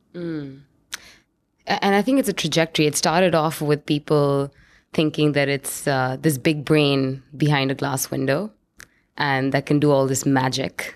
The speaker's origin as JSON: {"language": "English", "town": "New Delhi", "region": "Delhi", "country": "India", "tie": "born or raised there", "moved": "yes", "said": "I grew up in India, in, in New Delhi, which is the capital"}